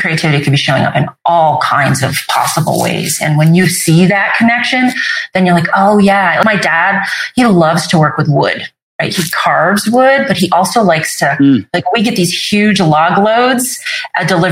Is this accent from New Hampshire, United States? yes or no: yes; Vermont, then New Hampshire, United States; also born or lived in Sicily, Italy; I was born in Sicily. And then when I was about 18 months, they decided to move back. He was honorably discharged from the Navy and my parents moved to Vermont. And they first moved to Vermont and then eventually to New Hampshire.